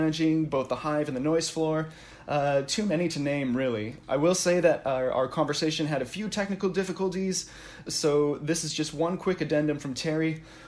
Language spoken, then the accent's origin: English; Surrey, British Columbia, Canada; I grew up in Surrey, not too far off from where the venue was, like a 10-minute drive or so